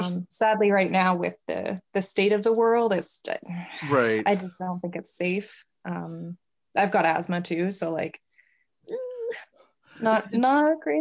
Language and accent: English; Canada; also born or lived in United States; I always say I'm a terrible Canadian. I don't like the cold at all. I've lived here for like the majority of my life